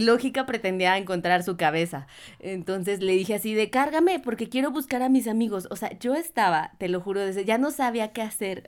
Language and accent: Spanish; Mexico; soy de México